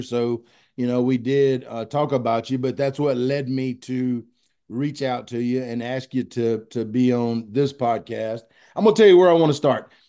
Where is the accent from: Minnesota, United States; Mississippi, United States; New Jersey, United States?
Mississippi, United States; Pearl; I'm a boy from Pearl, Mississippi